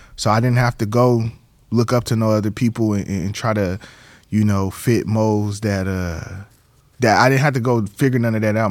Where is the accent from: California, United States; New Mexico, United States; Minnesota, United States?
California, United States; San Diego; moved away as an adult; Born and raised in San Diego. Grew up off of thirtieth and Clay Street